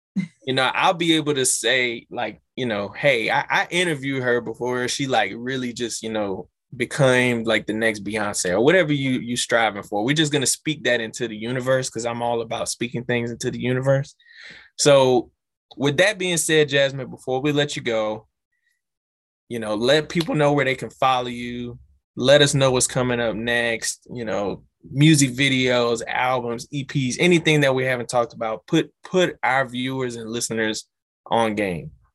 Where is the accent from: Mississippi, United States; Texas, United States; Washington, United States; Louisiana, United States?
Louisiana, United States; we're from Louisiana